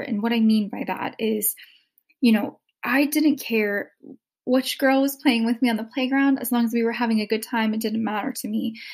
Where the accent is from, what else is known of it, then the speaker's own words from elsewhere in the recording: the South, United States; growing up in the South with a very racially biased family